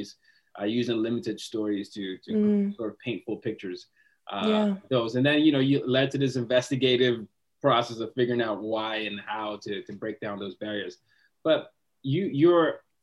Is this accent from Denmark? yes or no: no; Nigeria; I'm from Nigeria